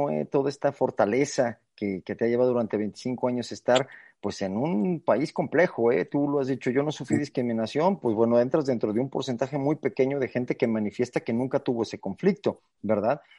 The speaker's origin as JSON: {"language": "Spanish", "town": "Fresnillo", "region": "Zacatecas", "country": "Mexico", "said": "pues somos de originarios de Fresnillo"}